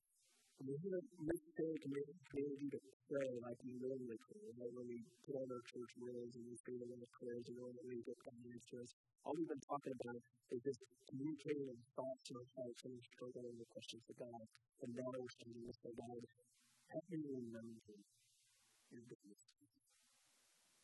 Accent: Daytona Beach, Florida, United States; I grew up in Daytona Beach, and I surfed

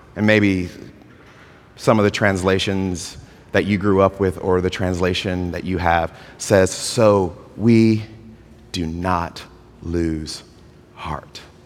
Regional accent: Georgia, United States; moved away; also born or lived in California; I'm from Georgia.

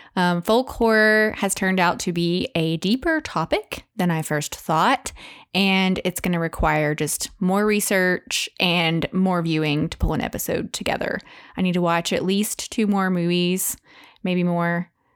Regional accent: Van Buren, Arkansas, United States; also born or lived in Texas; I grew up in Van Buren, Arkansas

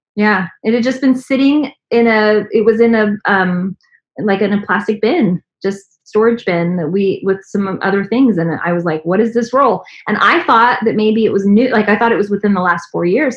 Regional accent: San Antonio, Texas, United States; now in Dallas, United States; growing up in San Antonio

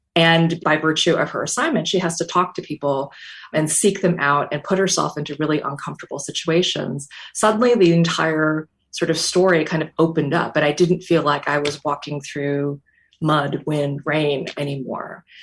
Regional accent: North Dakota, United States; moved away as an adult; I knew that I always wanted to write about my home state of North Dakota. That's where I grew up from the age of four

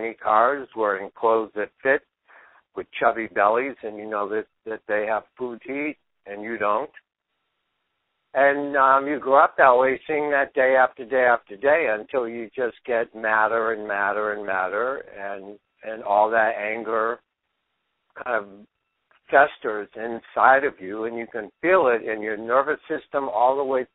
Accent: Boston, Massachusetts, United States; I grew up in Dorchester in 1950 in the inner city of Boston.

